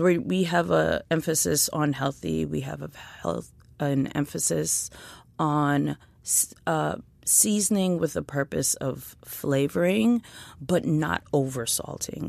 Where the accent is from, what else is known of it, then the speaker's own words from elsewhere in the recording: New York City, New York, United States; I grew up in East Flatbush, Brooklyn.